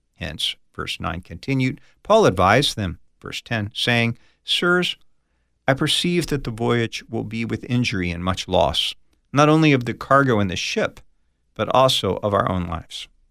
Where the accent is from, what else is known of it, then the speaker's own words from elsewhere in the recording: United States; I grew up on the East Coast of the United States, right outside of Washington, D C